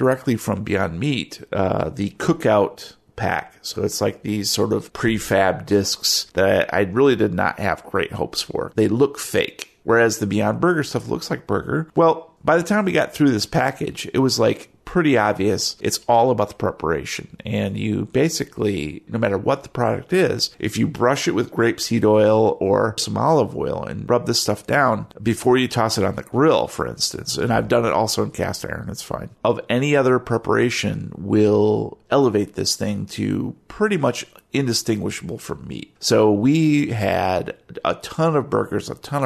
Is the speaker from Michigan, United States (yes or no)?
yes; Michigan, United States; I grew up in Michigan, right? And here in Michigan, we're like kind of a meat and potatoes kind of, you know, Midwestern